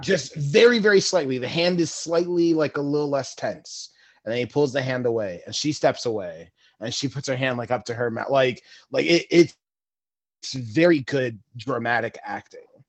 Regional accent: New York, United States; I'm a New Yorker.

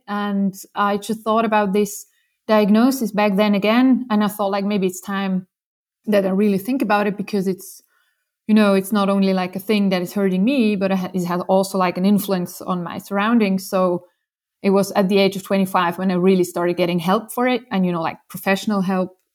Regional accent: Switzerland; I grew up in Switzerland

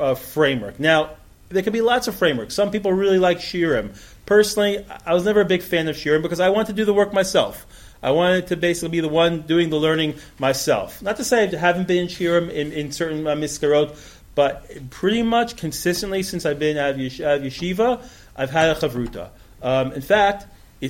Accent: New York, United States; moved away as an adult; now in Israel; I grew up in New York

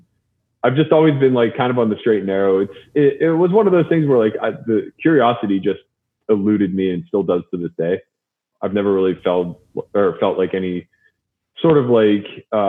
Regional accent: Pittsburgh, Pennsylvania, United States; I'm from Pittsburgh, so a lot of the East Coast influence was coming through.

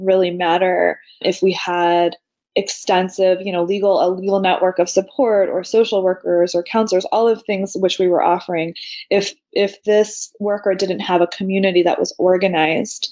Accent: close to Washington, D.C., Virginia, United States; I grew up in Virginia, close to Washington, D.C.

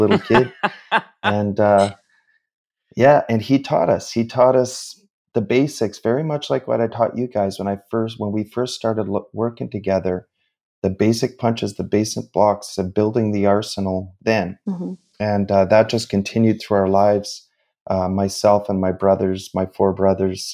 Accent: Sudbury, Ontario, Canada; I grew up in Northern Ontario, in Sudbury, in a mining town, about 4.5 hours north of Toronto.

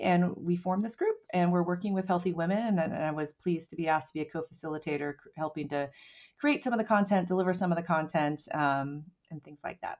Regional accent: Oceanside, California, United States; I grew up outside of Camp Pendleton

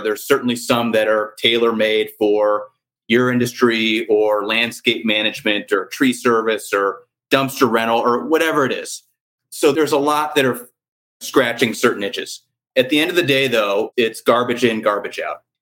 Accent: St. Louis, Missouri, United States; I grew up in St. Louis

